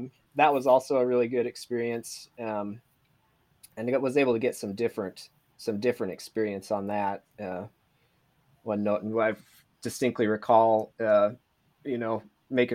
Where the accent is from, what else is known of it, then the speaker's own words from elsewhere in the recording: New Plymouth, Idaho, United States; also born or lived in Moscow, Idaho; I was born and raised in Idaho, New Plymouth, Idaho